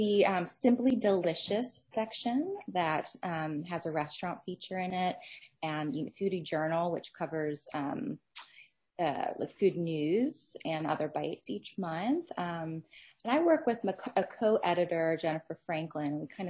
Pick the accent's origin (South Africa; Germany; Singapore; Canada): Singapore; born there; also born or lived in Philippines / Bermuda / United States; I've lived in 4 countries. I was born in Singapore and lived in the Philippines and Bermuda, as well as the US.